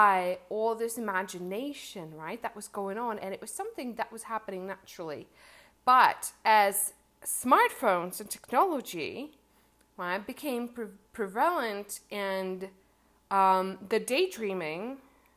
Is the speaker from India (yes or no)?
no; Czechia; English is a second language; when I was maybe 10 or 12 years old, I lived in a small town of the Czech Republic